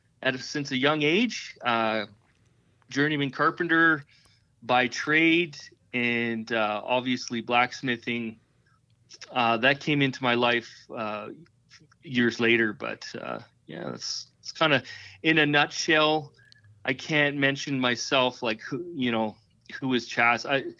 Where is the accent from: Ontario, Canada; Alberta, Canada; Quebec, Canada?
Alberta, Canada; Calgary; So, yeah, I'm from Western Canada.